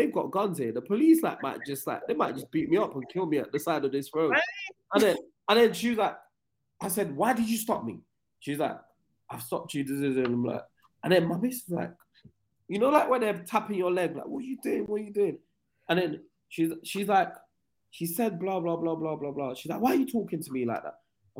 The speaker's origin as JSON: {"language": "English", "region": "England", "country": "United Kingdom", "said": "But yeah, and then I went on to apologize and said I was from England."}